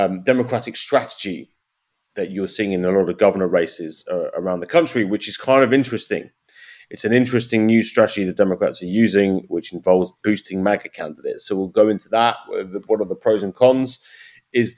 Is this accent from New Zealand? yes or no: no; United Kingdom; now in United States; as a Brit